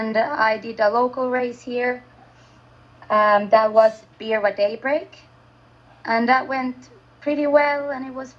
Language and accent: English; Finland; English is a second language; moved away as an adult; now in Sunshine Coast, Australia; I'm from Finland